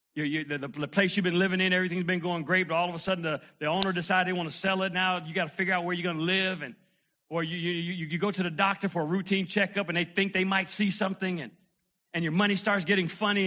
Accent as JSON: {"language": "English", "town": "Detroit", "region": "Michigan", "country": "United States", "tie": "born or raised there", "said": "I remember being a little kid, man, and uh, growing up in Detroit"}